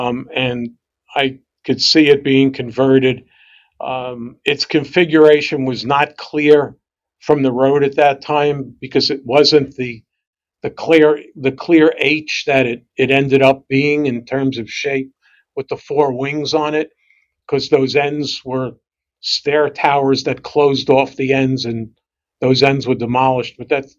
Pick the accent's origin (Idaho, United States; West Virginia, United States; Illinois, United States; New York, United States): New York, United States; New York City; I grew up in Brooklyn also